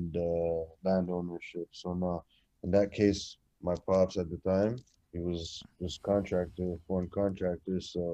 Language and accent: English; Montreal, Quebec, Canada; also born or lived in Kuwait / Egypt / Lebanon; It's when I immigrated to Canada around the age of four